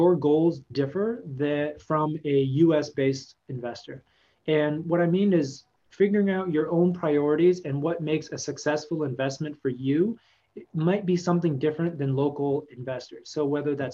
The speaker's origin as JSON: {"language": "English", "region": "Texas", "country": "United States", "tie": "born or raised there", "said": "I grew up in Texas"}